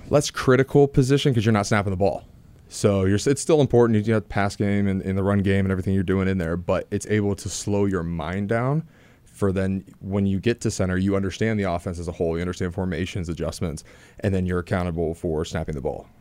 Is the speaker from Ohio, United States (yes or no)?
yes; Ohio, United States; being an Ohio guy